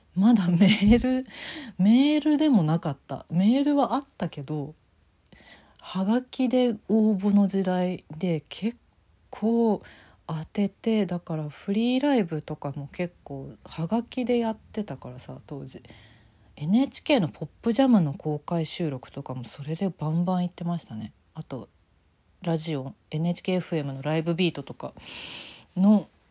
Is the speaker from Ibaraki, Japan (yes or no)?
no; Tokyo, Japan; 東京育ちだからってのありますけど